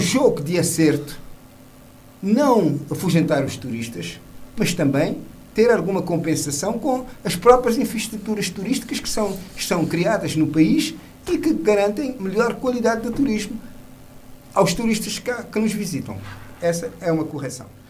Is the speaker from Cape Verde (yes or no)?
yes; Mindelo, São Vicente, Cape Verde; como mindelense e menino de São Centro